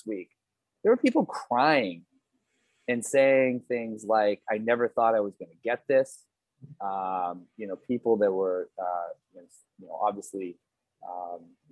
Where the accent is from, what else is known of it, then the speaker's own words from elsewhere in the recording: United States; as an American